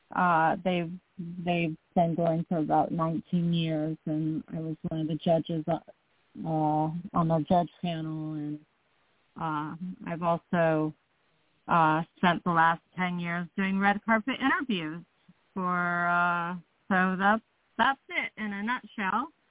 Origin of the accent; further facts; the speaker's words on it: Los Angeles, California, United States; I was born in North Hollywood, California and I've pretty much lived here in Los Angeles my whole life